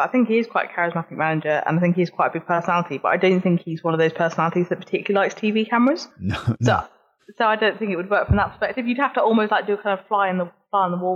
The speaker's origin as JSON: {"language": "English", "town": "Burnley", "region": "North West England", "country": "United Kingdom", "said": "Oh, I was from Burnley. From okay. Burnley."}